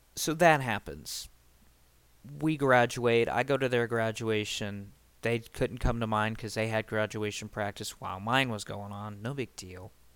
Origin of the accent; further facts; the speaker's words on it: Springfield, Ohio, United States; junior year where I moved away from Springfield altogether and started going to another high school. By the way, it's Springfield, Ohio, not Springfield, Illinois. I live in Ohio